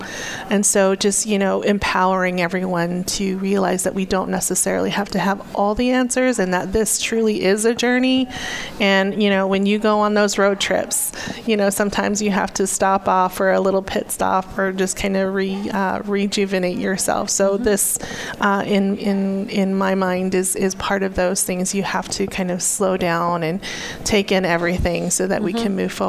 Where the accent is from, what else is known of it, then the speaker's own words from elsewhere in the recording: Arizona, United States; And I come from the Hopi tribe in northeastern Arizona, and also come from a military family.